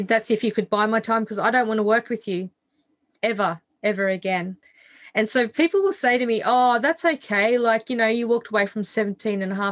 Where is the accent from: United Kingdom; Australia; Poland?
Australia; I grew up in Australia where we have this hideous thing that we call the tall poppy syndrome